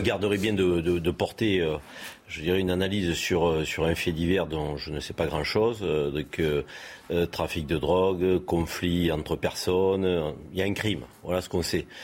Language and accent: French; France; chez nous, en France